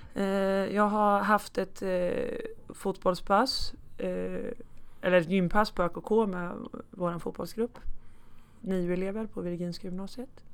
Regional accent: Hallsberg, Örebro County, Sweden; började som fotbollsspelare i Hallsbergs bollklubb där jag ja, det är min födelseort. Där jag bodde också tills jag var 19 år

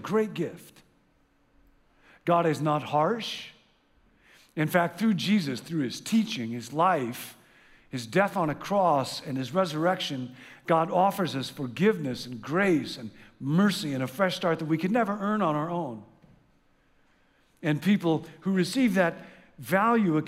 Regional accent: Midwest, United States; I grew up in the Midwest

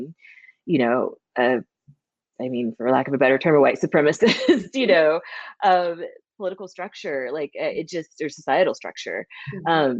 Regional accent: Missouri, United States; moved away as an adult; now in Los Angeles, United States; I went to school in my hometown in Missouri, and then I moved to LA when I was like 22

